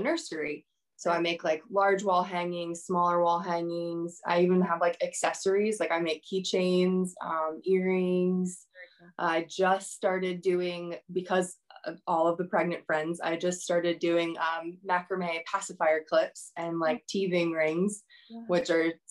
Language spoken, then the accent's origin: English; Northern Virginia, United States; also born or lived in Wilmington, North Carolina; now in Raleigh, United States; I'm local to Raleigh now, but I'm originally from Northern Virginia.